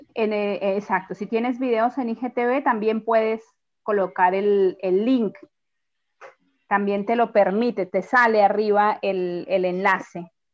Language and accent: Spanish; Colombia; moved away as an adult; now in Mendoza, Argentina; Yo soy colombiana, pero vivo en Mendoza hace ya 14 años